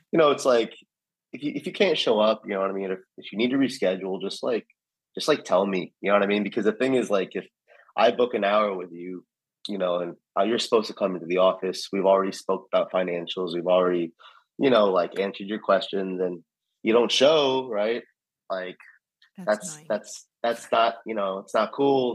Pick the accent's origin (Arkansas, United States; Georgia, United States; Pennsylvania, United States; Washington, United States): Georgia, United States; Alpharetta; also born or lived in New York; growing up in Alpharetta